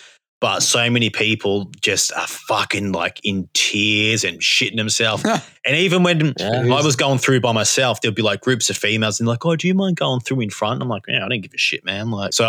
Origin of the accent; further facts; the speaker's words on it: Victoria, Australia; I'm from Victoria. I travelled far.